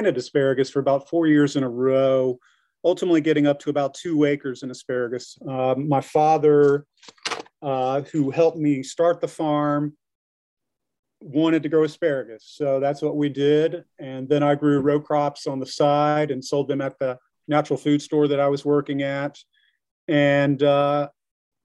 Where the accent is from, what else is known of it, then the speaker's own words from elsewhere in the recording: Greenville, South Carolina, United States; now in Ware Shoals, United States; I am from Greenville, South Carolina, so I didn't grow up here in the area. I was a suburban kid